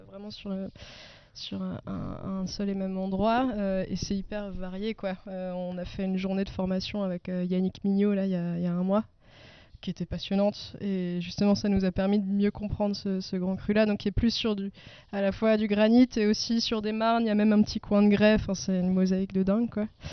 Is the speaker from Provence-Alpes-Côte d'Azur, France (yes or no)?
no; Ammerschwihr, Grand Est, France; je suis née, j'ai grandi à Amerchuir